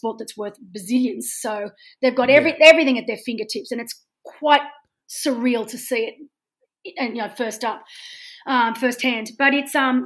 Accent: Australia

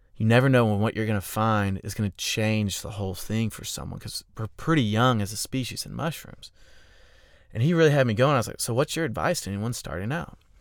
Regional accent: Augusta, Georgia, United States; now in Austin, United States; I'm from Augusta

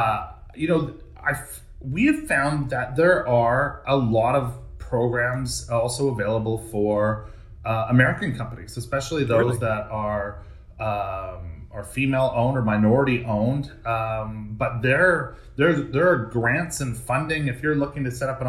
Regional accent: Canada; also born or lived in New York; being a Canadian

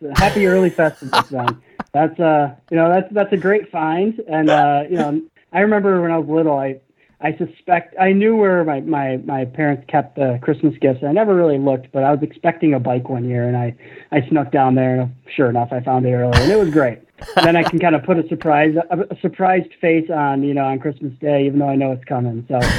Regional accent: Midwest, United States; You know, I'm just a Midwesterner, I guess.

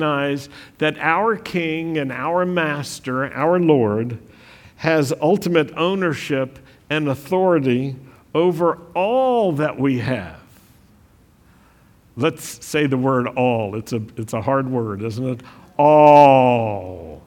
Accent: United States; We're American

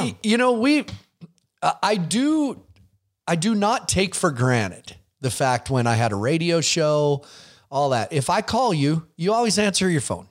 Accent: Billings, Montana, United States; you're in, in my town

